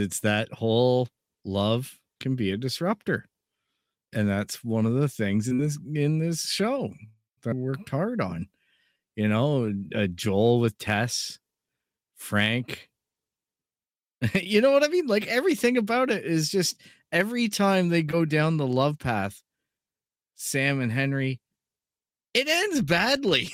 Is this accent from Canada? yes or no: yes; Canada; being Canadian